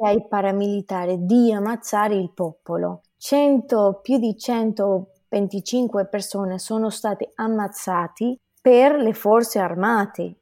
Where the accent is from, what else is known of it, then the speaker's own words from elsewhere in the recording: Venezuela; Italian is a second language; now in United States; sono venezuelana e adesso abito negli Stati Uniti.